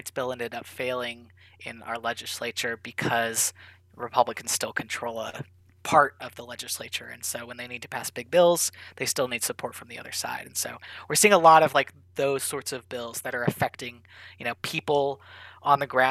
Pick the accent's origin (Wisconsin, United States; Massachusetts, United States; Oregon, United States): Oregon, United States; moved away as an adult; from Oregon, growing up in Oregon